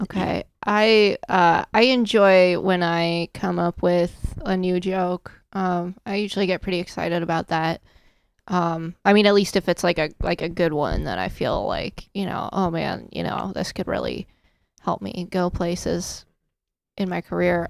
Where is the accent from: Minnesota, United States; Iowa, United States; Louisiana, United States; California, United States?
Iowa, United States; Storm Lake; now in Indiana, United States; I'm from Storm Lake, Iowa